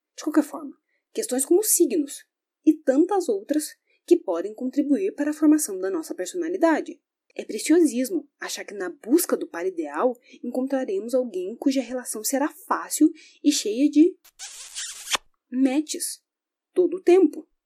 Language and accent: Portuguese; Brazil; sou brasileira